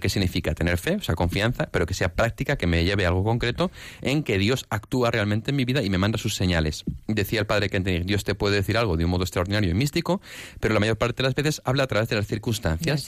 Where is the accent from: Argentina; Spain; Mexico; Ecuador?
Spain; Barcelona, Catalonia; now in Madrid, Spain; somos de Barcelona